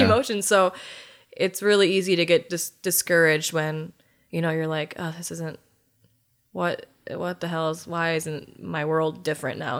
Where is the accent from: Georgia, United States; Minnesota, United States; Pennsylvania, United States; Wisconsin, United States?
Wisconsin, United States; Germantown; also born or lived in South Dakota / Iowa / Colorado / Illinois; within Germantown, where I'm from